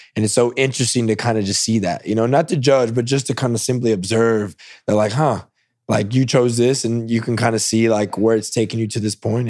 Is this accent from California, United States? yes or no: yes; Salinas, California, United States; moved away as an adult; also born or lived in East Tennessee; now in Austin, United States; I grew up in Salinas. It's a huge agriculture city